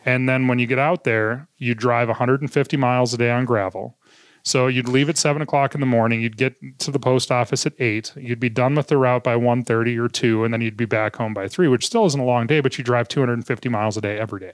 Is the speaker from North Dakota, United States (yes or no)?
yes; Minot, North Dakota, United States; growing up in Minot was one of it was one of those places where uh, you didn't go home until the porch lights came on at night